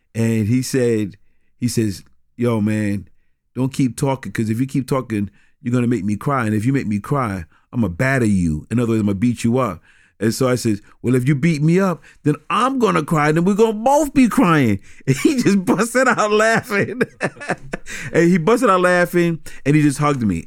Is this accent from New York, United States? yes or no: yes; New York City, New York, United States; growing up in New York City